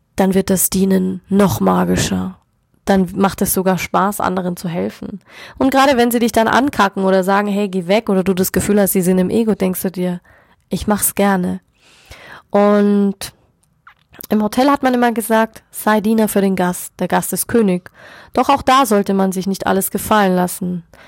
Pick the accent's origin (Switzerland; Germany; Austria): Germany; bei uns in Deutschland